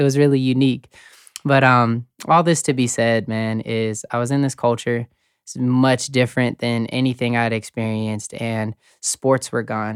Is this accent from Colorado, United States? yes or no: yes; Colorado Springs, Colorado, United States; moved away as an adult; also born or lived in Kansas; I grew up in Colorado Springs